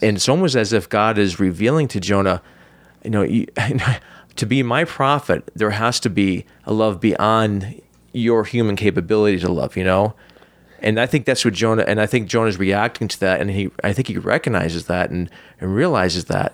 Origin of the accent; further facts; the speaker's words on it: United States; as American Christian